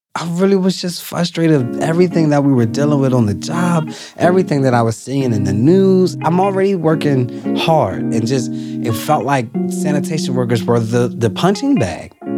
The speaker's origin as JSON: {"language": "English", "town": "Philadelphia", "region": "Pennsylvania", "country": "United States", "tie": "born or raised there", "said": "growing up in North Philly by Temple's campus"}